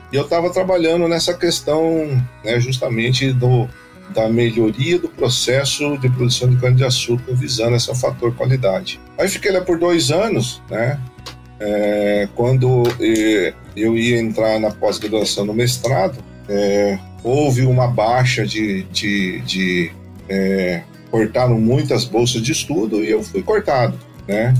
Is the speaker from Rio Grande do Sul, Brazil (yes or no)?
no; Guararapes, São Paulo, Brazil; Eu sou da região de Araçatuba, né? Especificamente de Guararapes. Tive uma infância fabulosa